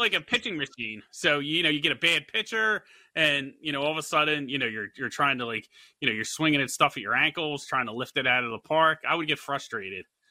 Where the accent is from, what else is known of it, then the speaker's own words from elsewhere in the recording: Philadelphia, Pennsylvania, United States; I'm from Philadelphia